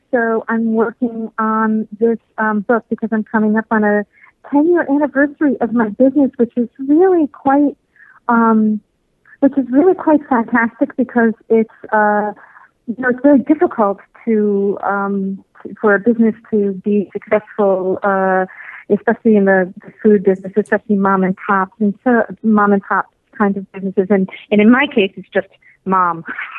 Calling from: Florida, United States; from South Florida.

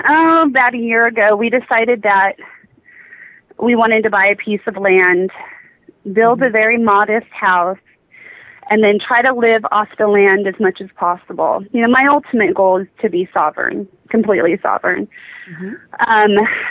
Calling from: Oklahoma, United States; I'm calling from Oklahoma.

